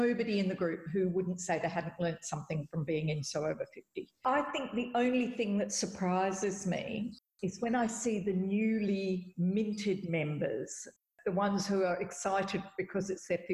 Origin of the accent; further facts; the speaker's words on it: Perth, Western Australia, Australia; I'm from Perth, and we were both in Boston